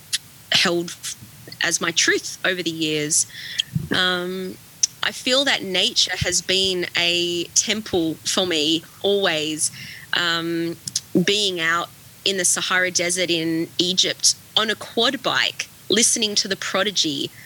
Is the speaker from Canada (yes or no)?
no; Australia; being Australian